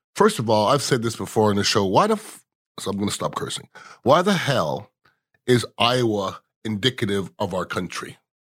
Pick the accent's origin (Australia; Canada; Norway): Canada; now in United States; I'm from Canada